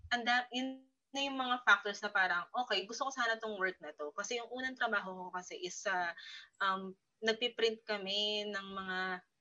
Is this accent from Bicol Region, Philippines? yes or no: no; Rizal, Calabarzon, Philippines; taga-Rizal ako, no? Taga-Rizal.